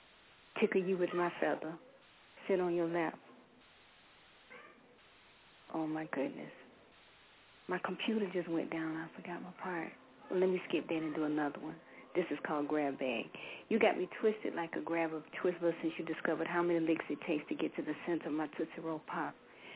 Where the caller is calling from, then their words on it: South Carolina, United States; I'm just kidding. I'm calling from South Carolina.